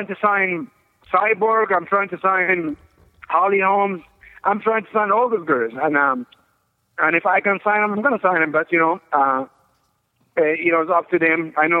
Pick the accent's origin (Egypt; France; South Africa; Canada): Egypt; moved away as an adult; also born or lived in Colorado Springs, Colorado; I'm originally from Egypt